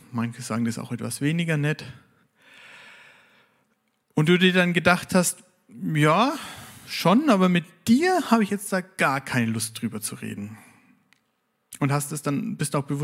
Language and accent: German; Southern Germany, Germany; Ganz weit weg von mir, aber doch, ich komme dann aus Süddeutschland.